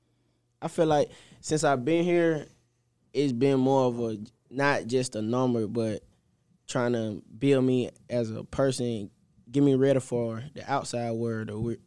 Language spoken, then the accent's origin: English; Mississippi, United States; Like, I don't mind being from home, but I'm from Mississippi and Illinois. That's a big jump. And they're really my first time just out of state, staying out of state for this long.